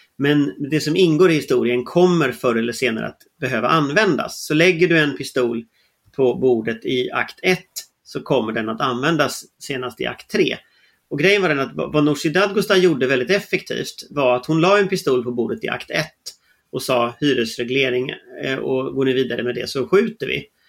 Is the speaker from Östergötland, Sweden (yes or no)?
no; Gothenburg, Västra Götaland, Sweden; jag är ju från Göteborg